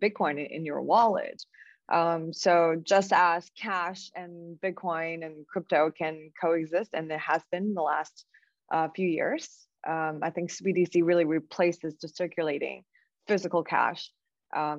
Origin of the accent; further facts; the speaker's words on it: China; moved away; born and raised in China